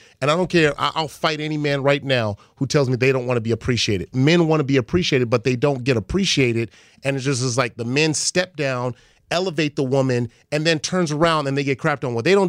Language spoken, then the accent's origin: English; Los Angeles, California, United States; I'm from Crenshaw. I'm from L.A.